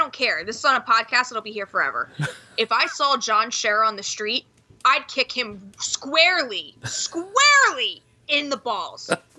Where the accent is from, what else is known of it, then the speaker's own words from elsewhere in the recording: New Jersey, United States; yes, hi, I am from New Jersey.